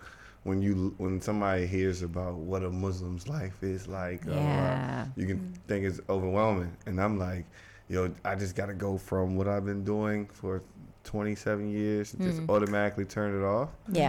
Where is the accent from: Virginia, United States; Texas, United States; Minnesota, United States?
Virginia, United States; Alexandria; moved away; where I grew up in Alexandria is like 15 minutes.